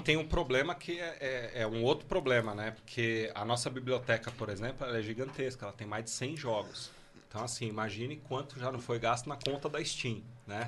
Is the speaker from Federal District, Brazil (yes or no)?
no; São Paulo, Brazil; Eu sou de São Paulo